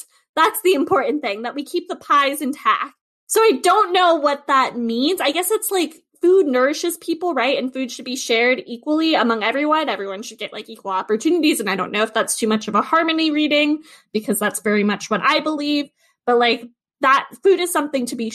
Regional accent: California, United States; moved away as an adult; Growing up in California

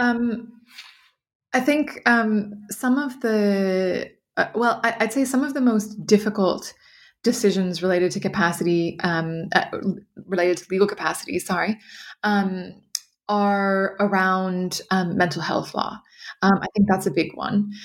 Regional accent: California, United States; moved away as an adult; also born or lived in New York / Brussels / Ireland; I am originally from California

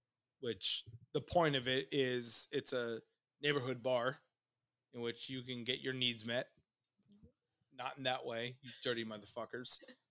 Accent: New York City, New York, United States; moved away; I grew up on the East Coast and went to middle school in New York City.

